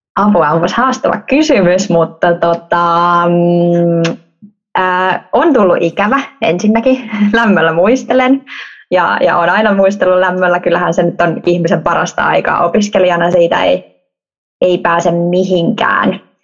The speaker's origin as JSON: {"language": "Finnish", "town": "Helsinki", "region": "Uusimaa", "country": "Finland", "tie": "born or raised there", "also_born_or_lived": "Vaasa", "moved": "as an adult", "said": "Helsingistä, Helsingistä Pohjois-Helsingistä ponnistan"}